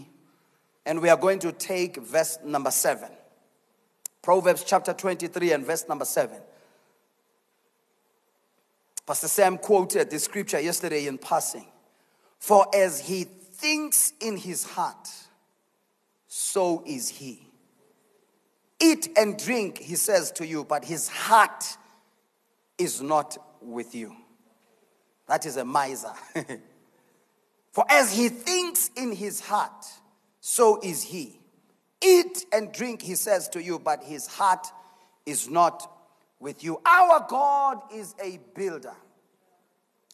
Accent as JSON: {"language": "English", "region": "Mpumalanga", "country": "South Africa", "said": "I am from Mpumalanga."}